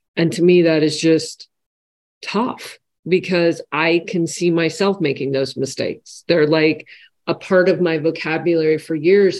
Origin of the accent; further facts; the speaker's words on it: home state where Costco started, Washington, United States; it started in my home state that I grew up